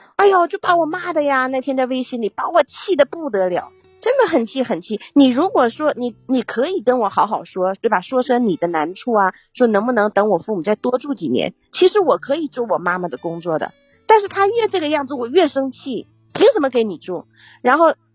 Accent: Yingkou, Liaoning, China; now in Shanghai, China; 我是城市的，啊。我是营口市的

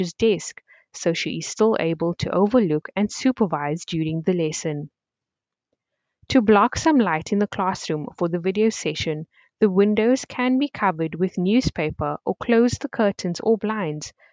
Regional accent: Cape Town, Western Cape, South Africa; I am from Cape Town

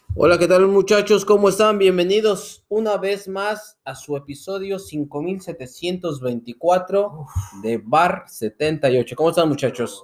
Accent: Mexico City, Mexico; nosotros tres somos del DF

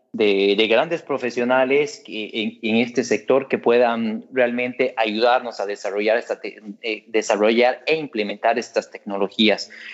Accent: Bolivia; como bolivianos

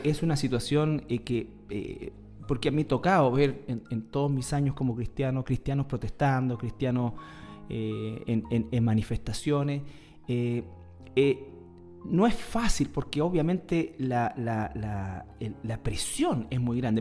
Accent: Chile; nosotros hoy día estamos en una pugna eh, como, como, sociedad chilena

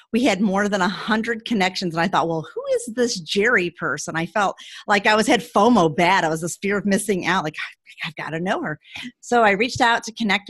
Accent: St. Louis, Missouri, United States; moved away as an adult; also born or lived in San Francisco, California; I grew up in St. Louis and I moved to San Francisco when I was about 19

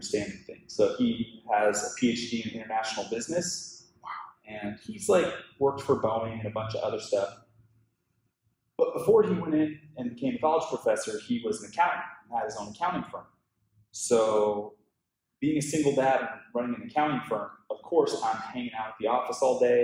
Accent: Tacoma, Washington, United States; moved away as an adult; now in Los Angeles, United States; I grew up in Washington State in a town called Tacoma

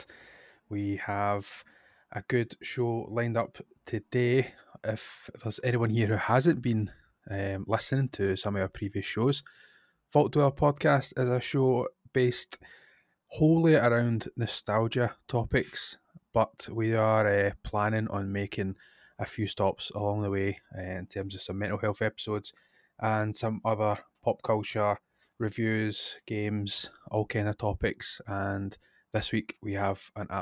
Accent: Scotland, United Kingdom; We're two Scottish people

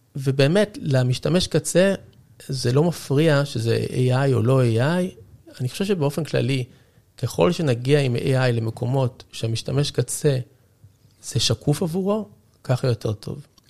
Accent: Israel

